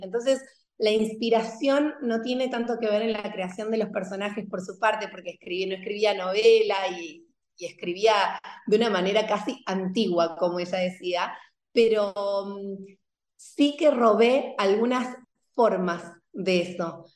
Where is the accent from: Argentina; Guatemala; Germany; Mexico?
Argentina; Buenos Aires; moved away as an adult; also born or lived in southern France; now in Málaga, Spain; hace poquito estuve en Buenos Aires, viajé hace muy poquito. Yo vivo en España, en Málaga, y me viajé sin mis hijos y me reencontré con mi biblioteca de pequeña